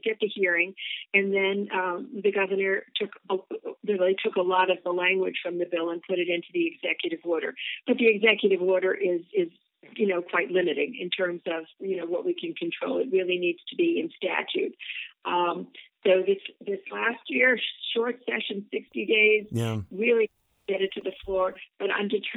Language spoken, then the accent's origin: English; New York, United States; now in Mercer Island, United States; growing up, you know, as a New Yorker